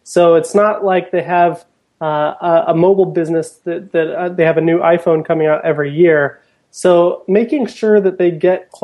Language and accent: English; Portland, United States; I'm from Portland